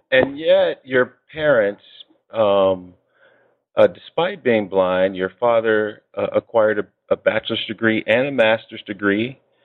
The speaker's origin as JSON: {"language": "English", "town": "Chicago", "region": "Illinois", "country": "United States", "also_born_or_lived": "Iowa City, Iowa", "moved": "yes", "said": "And I, too, am from Chicago. I'm from the west side."}